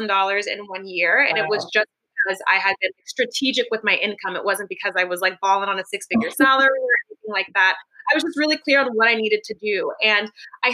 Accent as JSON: {"language": "English", "town": "Los Angeles", "region": "California", "country": "United States", "tie": "born or raised there", "moved": "as an adult", "lives_now": "San Francisco, United States", "said": "I was born and raised in the Los Angeles area"}